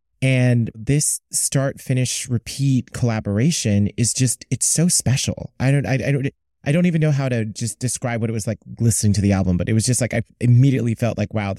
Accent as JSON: {"language": "English", "region": "East Coast", "country": "United States", "said": "And I'm from the East Coast. So like, maybe it tracks."}